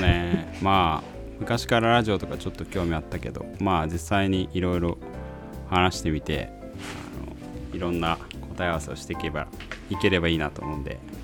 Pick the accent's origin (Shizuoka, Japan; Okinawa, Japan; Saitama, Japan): Saitama, Japan; 生まれも育ちもまあ大体あの埼玉だったから首都圏にはいつつもまあ東京ではなく